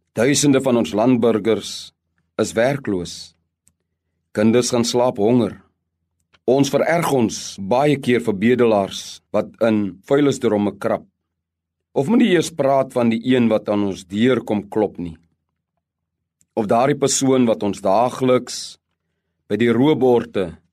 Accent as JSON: {"language": "Afrikaans", "country": "South Africa", "said": "Ons bevind ons as Suid-Afrikaners in 'n pragtige land"}